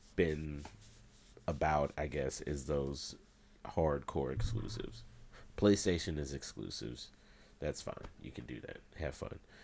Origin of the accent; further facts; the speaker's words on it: Indiana, United States; I'm from Indiana